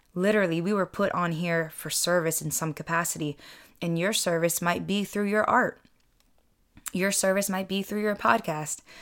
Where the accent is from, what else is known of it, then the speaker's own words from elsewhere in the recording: United States; I'm second generation Filipino American. I was born here in the States, and I don't speak the native language